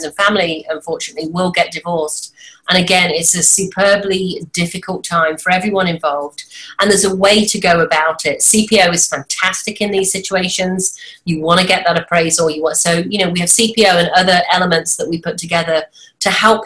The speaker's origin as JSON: {"language": "English", "area": "an hour and a half north of London", "region": "England", "country": "United Kingdom", "also_born_or_lived": "Washington, D.C.", "moved": "as an adult", "lives_now": "United States", "said": "From the UK originally"}